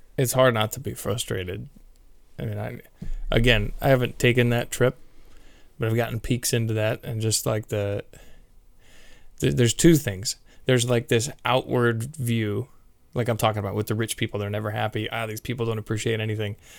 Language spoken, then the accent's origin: English; San Carlos, California, United States; I've been born and raised in the Bay Area